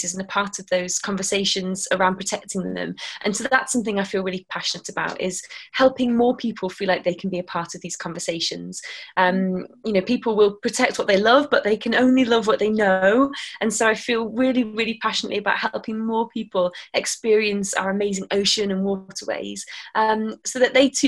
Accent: near Manchester, North West England, United Kingdom; moved away as an adult; also born or lived in Plymouth, Devon; I grew up near Manchester

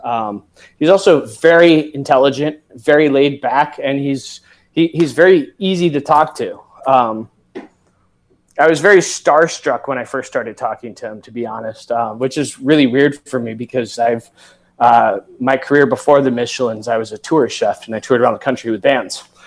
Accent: Severn River, Chesapeake Bay area, Maryland, United States; I grew up on the Severn River

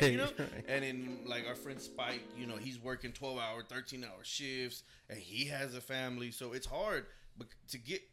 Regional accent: Dallas, Texas, United States; I'm from Oak Cliff. Right. You know, we're living in West Dallas for a while.

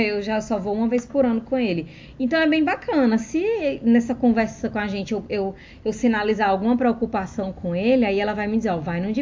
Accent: Brazil; moved away as an adult; now in Australia; como a gente é brasileira

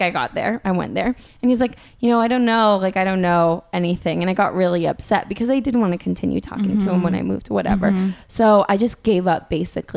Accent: Northern California, United States; now in New York, United States; I'm from NorCal

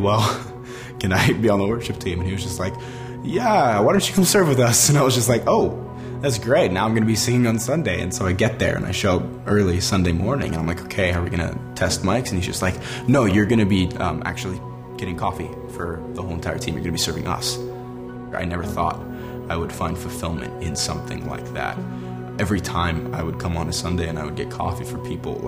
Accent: Los Angeles, California, United States; I grew up acting in Los Angeles

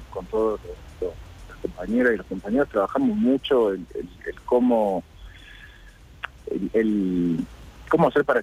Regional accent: Córdoba, Argentina; moved away as an adult; now in Spain; No, yo soy cordobés, yo nací en Córdoba y me crié ahí. Bueno, estuve desde los dos meses hasta los tres años y pico en, España, pero nací en el hospital español, volví con antes de cumplir los cuatro años y, me crié ahí, crecí ahí

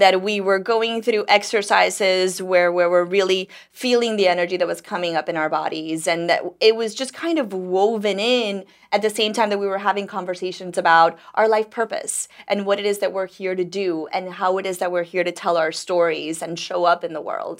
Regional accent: Dominican Republic; also born or lived in New York; now in Miami, United States; I grew up in Dominican Republic

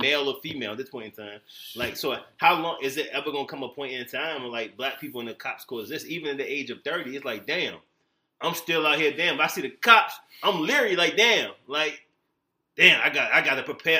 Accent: Virginia Beach, Virginia, United States; moved away; I'm from Virginia Beach, Virginia area

